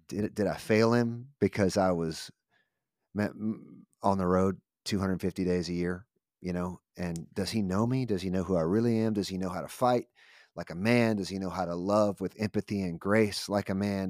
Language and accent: English; United States; I'm grateful for this amazing country that we live in.